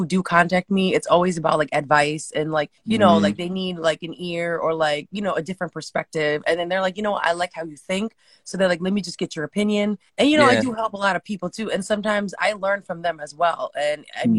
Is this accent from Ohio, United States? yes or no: no; Connecticut, United States; born or raised there; also born or lived in California